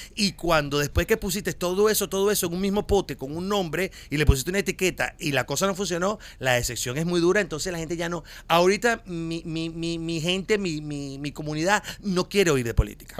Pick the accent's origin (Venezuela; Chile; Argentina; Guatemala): Venezuela; moved away as an adult; now in Miami, United States